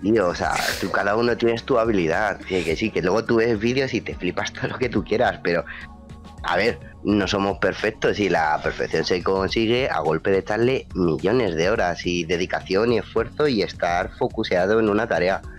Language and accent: Spanish; Madrid, Community of Madrid, Spain; soy de Madrid